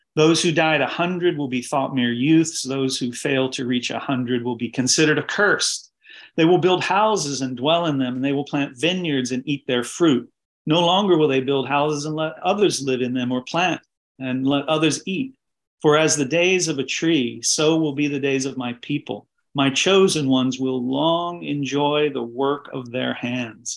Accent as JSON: {"language": "English", "town": "Jellico", "region": "Tennessee", "country": "United States", "tie": "born or raised there", "moved": "yes", "lives_now": "Baltimore, United States", "said": "I was called to missionary service when I was 12 in Jellicoe, Tennessee, in a tent meeting"}